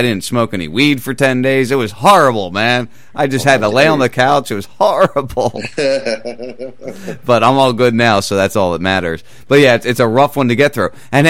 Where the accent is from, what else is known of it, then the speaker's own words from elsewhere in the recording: New Jersey, United States; now in Boca Grande, United States; I grew up in South Jersey.